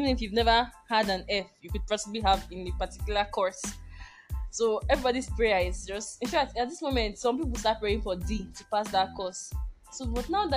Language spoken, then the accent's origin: English; Nigeria; as a Nigerian student